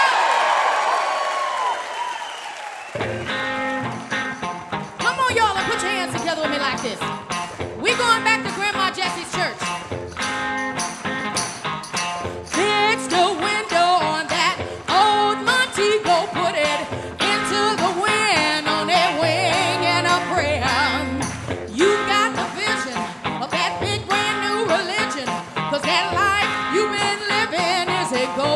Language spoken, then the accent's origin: English; New York City, New York, United States; I grew up in New York City, and I used to go down south and spend time with my grandma when I was little in North Carolina